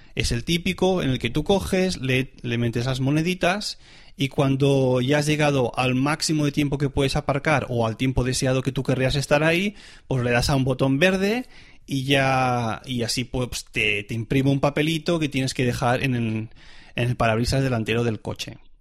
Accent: Spain; now in Switzerland; yo soy español

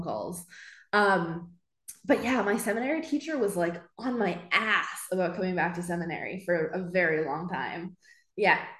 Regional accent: Edmonton, Alberta, Canada; Born and raised in Edmonton.

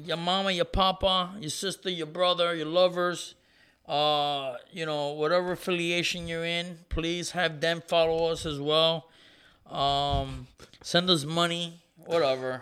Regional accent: Ponce, Puerto Rico; my hometown, Ponce, Puerto Rico

